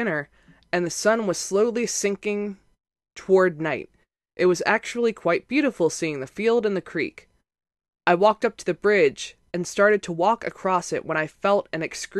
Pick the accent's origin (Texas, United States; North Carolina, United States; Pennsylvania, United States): Pennsylvania, United States; Gettysburg; I grew up outside of Gettysburg, so ghost stories about Antietam didn't bother me at all.